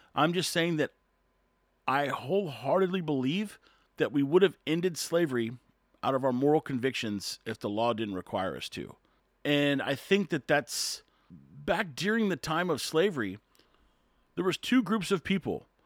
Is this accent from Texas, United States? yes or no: yes; Corpus Christi, Texas, United States; I'm from Texas, Corpus Christi, Texas.